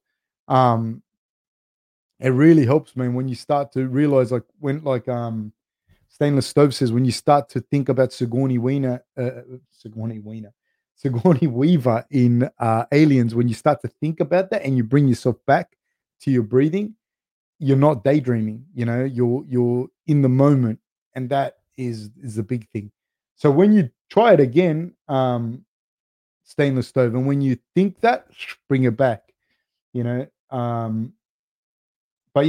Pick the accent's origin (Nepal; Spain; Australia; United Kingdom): Australia; also born or lived in Argentina / Uruguay (ancestry); I was actually born in Argentina, but my family's Uruguayan. I identify as being Uruguayan, like Uruguayan Australian, because I was born in Argentina